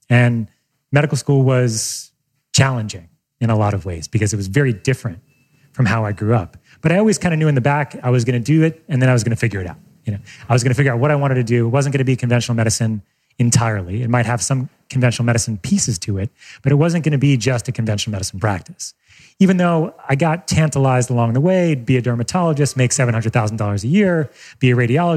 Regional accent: Long Island, New York, United States; on Long Island, where I grew up in New York

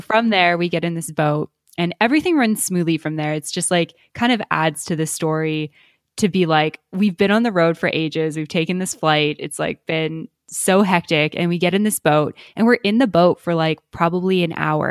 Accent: Canada; moved away; we're from Canada originally

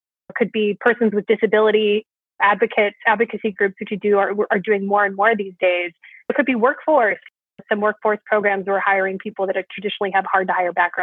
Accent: Fresno, California, United States; in my hometown

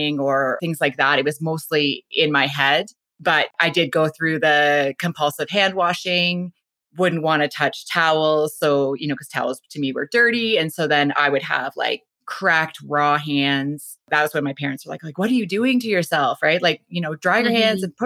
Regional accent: Whitby, Ontario, Canada; moved away; I grew up out east in Ontario. I was born and raised there in Whitby, Ontario

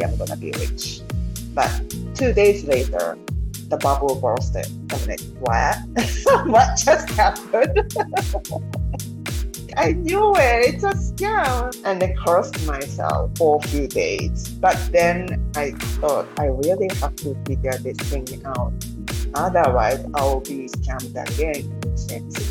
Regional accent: Japan; Growing up, I was born and raised in Japan

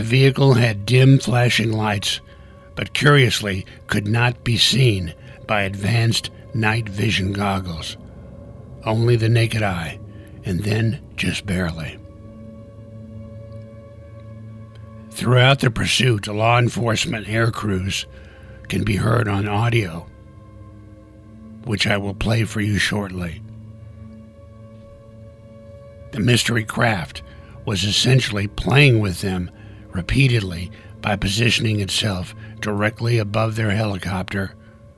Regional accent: Tucson, Arizona, United States; Tucson, Arizona, my hometown where I'm recording this podcast

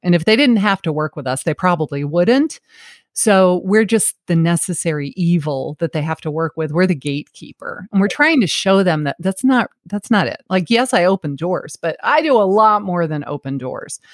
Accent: New York City, New York, United States; now in Savannah, United States; I was born in Flushing, New York

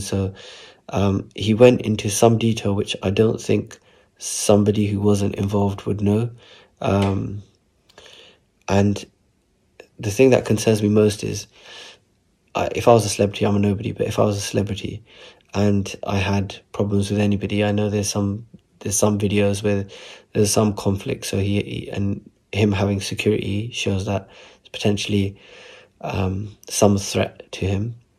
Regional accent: Southall, London, United Kingdom; growing up in Southall

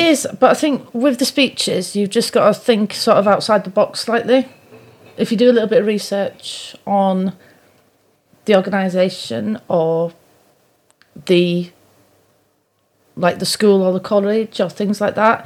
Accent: Pudsey, Yorkshire and the Humber, United Kingdom; now in Shrewsbury, United Kingdom; originally I come from Yorkshire

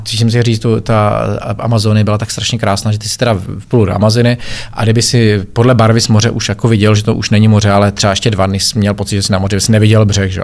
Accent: Czechia; moved away as an adult; also born or lived in Germany; Já jsem se dlouho plavil jako jediný Čech

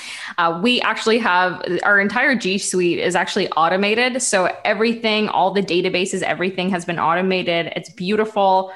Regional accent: Ukraine; I come from Ukraine

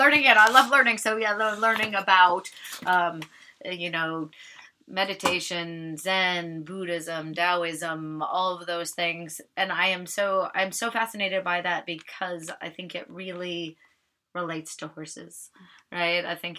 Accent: Alaska, United States; And I grew up in Alaska. As I said, my dad was in the Coast Guard.

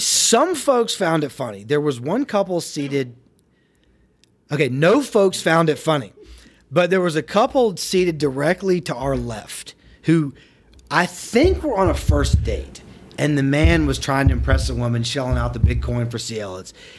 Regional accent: Atlanta, Georgia, United States; also born or lived in Alabama; you and Brian and I experienced growing up in Atlanta

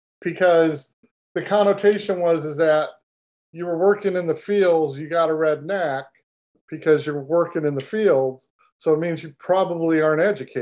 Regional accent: Los Angeles, California, United States; born there; now in Houston, United States; You could call me that because I was born in Los Angeles, but I am definitely not a California boy, right?

